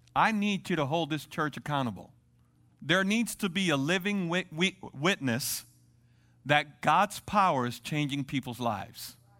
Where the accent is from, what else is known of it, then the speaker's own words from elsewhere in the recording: Dominican Republic; moved away; i'm from dominican republic